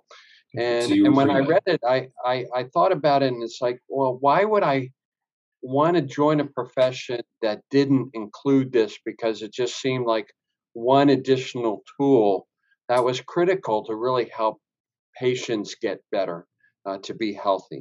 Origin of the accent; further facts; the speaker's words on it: Washington, District of Columbia, United States; I grew up in the Washington, D.C. area